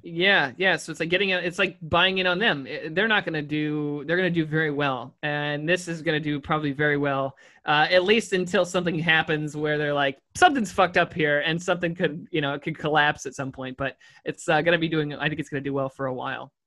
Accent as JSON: {"language": "English", "region": "New York", "country": "United States", "said": "We're from New York"}